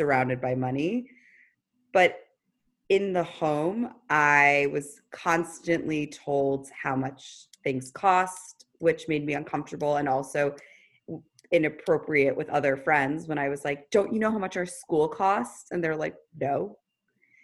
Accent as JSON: {"language": "English", "town": "New York City", "region": "New York", "country": "United States", "tie": "born or raised there", "said": "I was from the Upper East Side of Manhattan. I was raised by a single parent"}